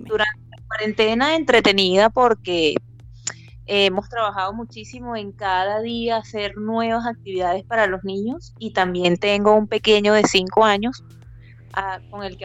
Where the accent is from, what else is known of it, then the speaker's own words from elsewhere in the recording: Venezuela; moved away as an adult; now in Chile; somos. nos vinimos desde Venezuela, mi esposo, mi hijo y yo. Llegamos acá a Chile hace ya cuatro años